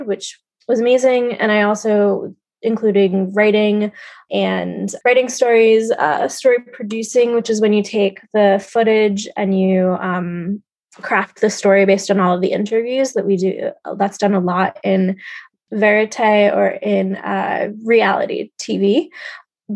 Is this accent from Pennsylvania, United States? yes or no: no; New York City, New York, United States; I was born and raised in New York City